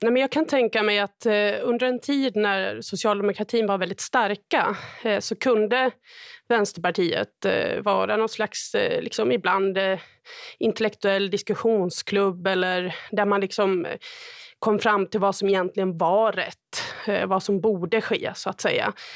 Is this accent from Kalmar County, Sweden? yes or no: no; Sandviken, Gävleborg County, Sweden; moved away; Sandviken, där jag kommer ifrån